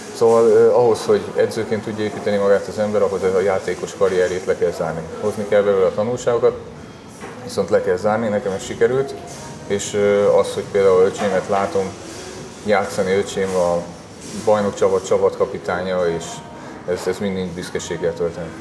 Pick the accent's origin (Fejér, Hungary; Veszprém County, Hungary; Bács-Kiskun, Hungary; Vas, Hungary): Vas, Hungary; Szombathely; moved away as an adult; now in Kecskemét, Hungary; a Szombathely a szülővárosom